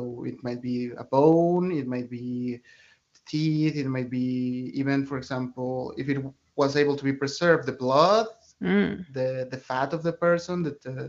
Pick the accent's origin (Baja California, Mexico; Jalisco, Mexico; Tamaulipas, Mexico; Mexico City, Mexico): Mexico City, Mexico; I grew up in Mexico City, where we have like a huge Catholic tradition